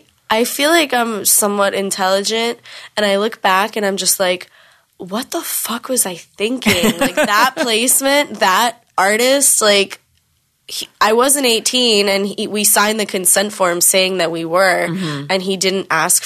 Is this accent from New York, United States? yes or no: yes; New York City, New York, United States; I'm from New York, like New York City.